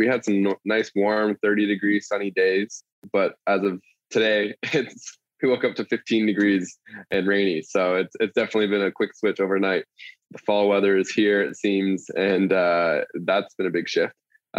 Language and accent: English; Buenos Aires, Argentina; From beautiful Buenos Aires, Argentina.